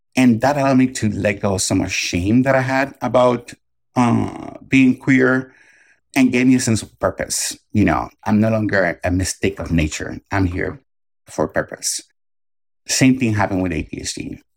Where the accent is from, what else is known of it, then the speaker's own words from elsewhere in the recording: Puerto Rico; I grew up in Puerto Rico